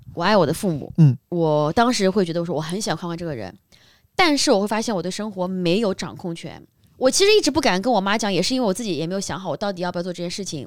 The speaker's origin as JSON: {"language": "Chinese", "region": "Shanghai", "country": "China", "tie": "born or raised there", "said": "像我是在上海长大的"}